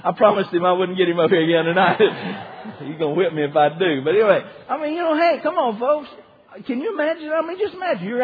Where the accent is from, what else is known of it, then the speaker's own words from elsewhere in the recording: Decatur, United States; also born or lived in Coldwater; I was born in Decatur and got saved down in Coldwater and all around that area right there